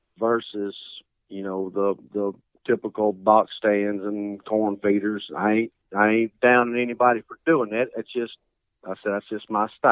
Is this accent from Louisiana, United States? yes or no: yes; Jonesville, Louisiana, United States; I live in Jonesville, Louisiana. I've basically been hunting all my life. I grew up in the woods following my older brother around.